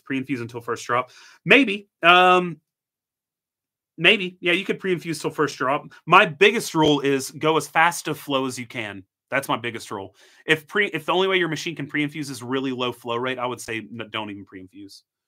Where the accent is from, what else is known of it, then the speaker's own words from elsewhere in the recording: Tennessee, United States; Grew up in Tennessee. I'm a Tennessee boy.